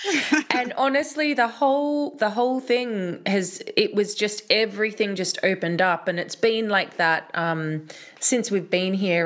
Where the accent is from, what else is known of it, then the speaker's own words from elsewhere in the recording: Australia; moved away; also born or lived in London; as a girl growing up in Australia